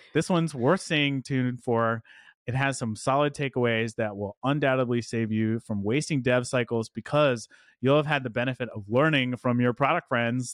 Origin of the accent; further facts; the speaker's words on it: Dallas, Texas, United States; my hometown of Dallas, Texas.